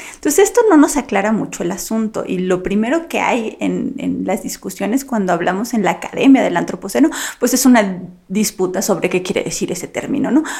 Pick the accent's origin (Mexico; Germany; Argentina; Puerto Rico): Mexico; soy mexicana